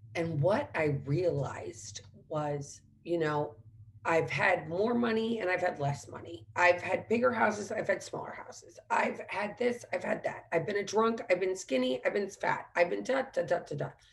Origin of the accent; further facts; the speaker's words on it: St. Louis, Missouri, United States; also born or lived in Washington, D.C.; There were amazing fireworks growing up in St. Louis.